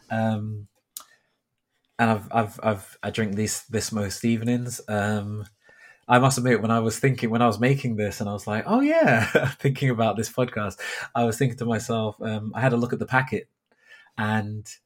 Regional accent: Thornton Heath, London, United Kingdom; So for myself, I grew up in South London. I grew up in an area called Thornton Heath, and I can barely remember the accent I had at that point growing up.

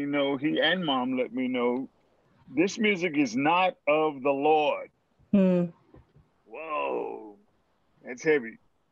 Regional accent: Greenville, Mississippi, United States; I went to Coleman High School in Greenville, Mississippi.

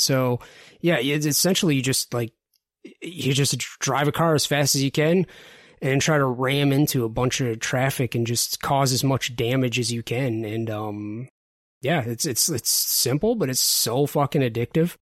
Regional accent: Detroit, Michigan, United States; I'm from the Detroit area

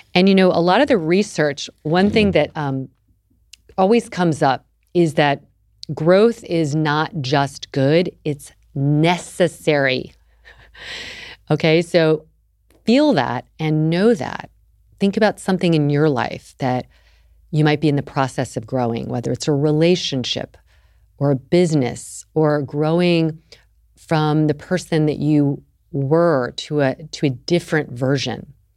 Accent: the South, United States; I grew up in the South

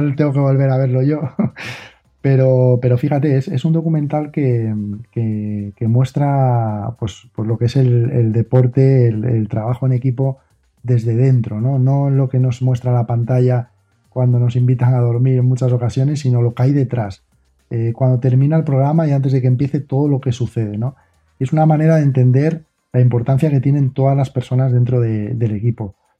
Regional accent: Asturias, Spain; soy de aquí, pero soy asturiano

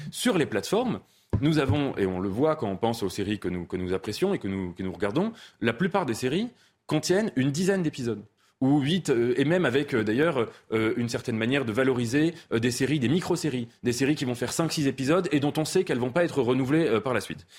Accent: France; on est français

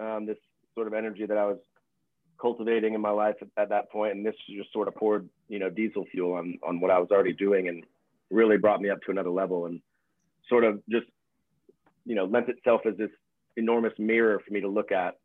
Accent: Florida, United States; moved away as an adult; now in Pasadena, United States; I grew up in the wild and weird state of Florida

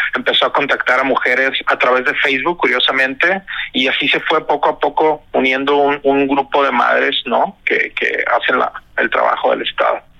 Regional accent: Culiacán, Sinaloa, Mexico; yo soy de Culiacán, de Sinaloa

